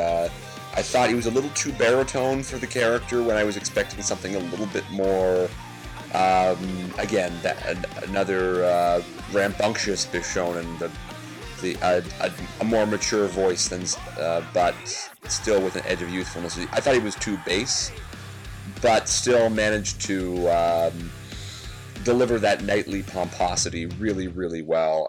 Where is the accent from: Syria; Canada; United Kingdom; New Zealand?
Canada; As a Canadian